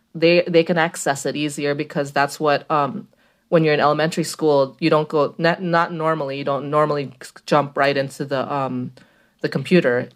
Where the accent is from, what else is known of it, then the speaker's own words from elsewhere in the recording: Philippines; also born or lived in Brooklyn, United States; now in Queens, New York, United States; I grew up in the Philippines